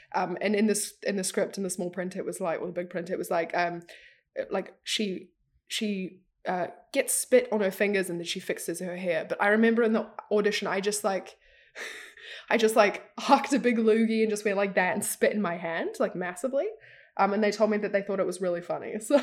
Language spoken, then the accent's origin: English; New Zealand; I'm an actress from New Zealand.